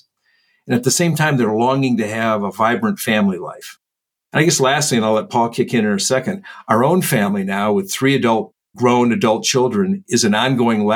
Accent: Midwest, United States; I was brought up in the Midwest in the United States

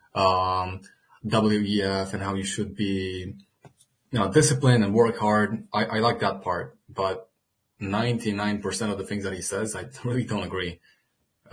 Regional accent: Romania; I'm from Romania

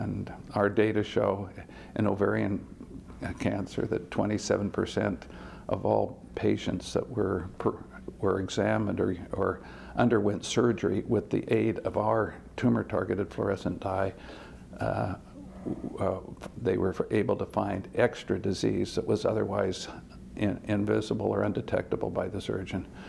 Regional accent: West Lafayette, Indiana, United States; also born or lived in Utah / San Diego, California / Massachusetts; I grew up in West Lafayette

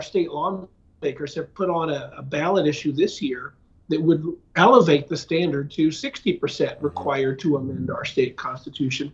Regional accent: Pennsylvania, United States; moved away as an adult; also born or lived in Washington, D.C.; now in Ohio, United States; I'm originally from Pennsylvania, but back in 1995, I moved to Ohio

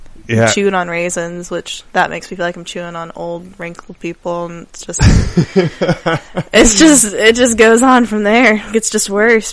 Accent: Texas, United States; we're from Texas.

